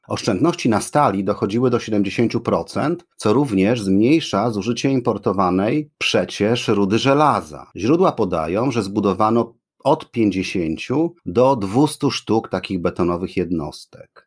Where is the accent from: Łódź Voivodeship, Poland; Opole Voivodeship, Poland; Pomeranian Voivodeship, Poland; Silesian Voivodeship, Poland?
Pomeranian Voivodeship, Poland; Gdynia; podcast o dzielnicy, w której dorastałem, czyli o Kcywiu